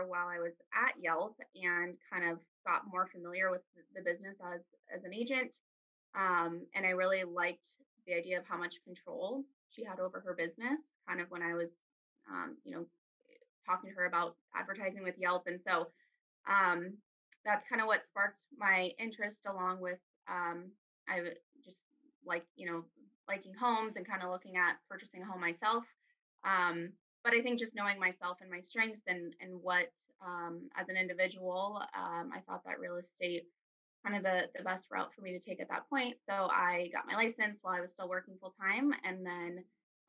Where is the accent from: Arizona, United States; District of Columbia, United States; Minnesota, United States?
Arizona, United States; I'm from Arizona. I'm a native here.